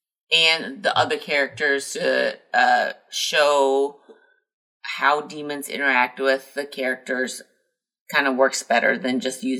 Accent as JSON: {"language": "English", "region": "Midwest", "country": "United States", "said": "As a Midwestern"}